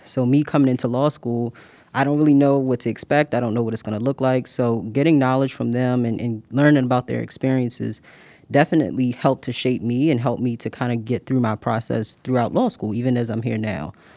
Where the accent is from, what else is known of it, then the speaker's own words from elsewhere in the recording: Baltimore, Maryland, United States; moved away as an adult; now in Pittsburgh, United States; I'm originally from Baltimore, Maryland